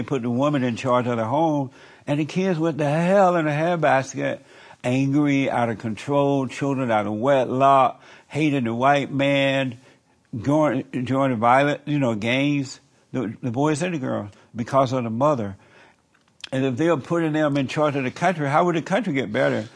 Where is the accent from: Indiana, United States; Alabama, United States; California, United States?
Alabama, United States; I grew up in Alabama